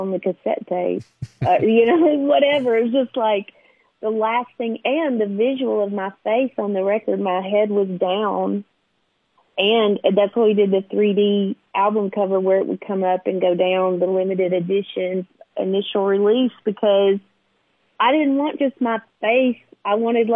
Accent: Nashville, Tennessee, United States; I grew up in Nashville, like a row kid

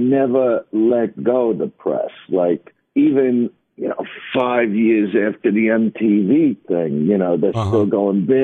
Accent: New York City, New York, United States; I am from Brooklyn

